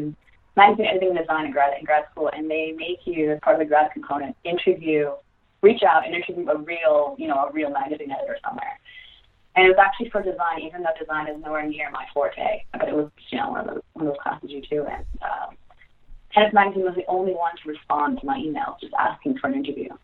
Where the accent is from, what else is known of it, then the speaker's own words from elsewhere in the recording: Serbia; moved away; also born or lived in United States; I'm from Serbia, maybe because I wasn't raised in an American household